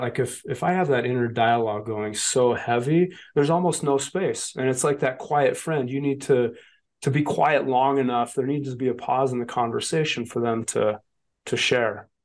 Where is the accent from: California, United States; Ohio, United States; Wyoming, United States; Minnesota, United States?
Wyoming, United States; also born or lived in Colorado / Montana; I was this kid from Wyoming